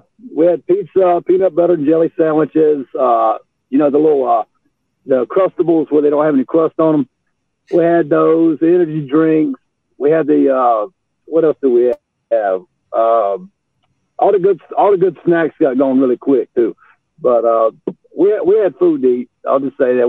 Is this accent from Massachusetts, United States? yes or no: no; Bath, North Carolina, United States; I'm from Bath, North Carolina